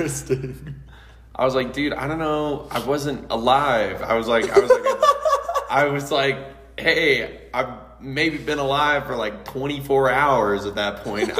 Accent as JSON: {"language": "English", "region": "northern Kentucky", "country": "United States", "moved": "yes", "said": "I'm from the upper part of Kentucky."}